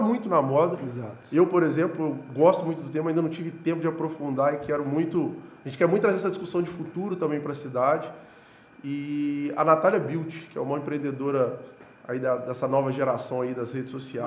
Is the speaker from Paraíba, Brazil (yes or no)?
no; Juiz de Fora, Minas Gerais, Brazil; Eu tenho muito orgulho de ser daqui, então todo lugar que eu vou eu falo assim, eu sou de Juiz de Fora